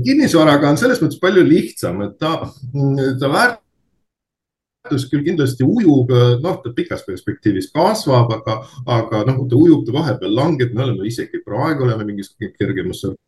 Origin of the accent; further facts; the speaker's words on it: Narva, Ida-Viru County, Estonia; pärit olen Narvast